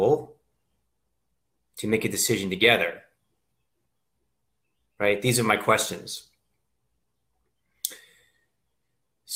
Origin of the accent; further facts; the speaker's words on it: Reading, Pennsylvania, United States; I'm from Pennsylvania. I grew up outside of the Reading area